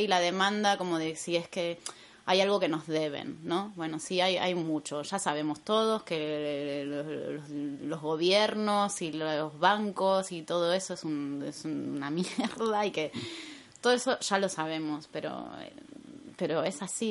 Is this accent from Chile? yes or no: no; Argentina; moved away as an adult; also born or lived in Buenos Aires; now in Madrid, Spain; yo soy argentina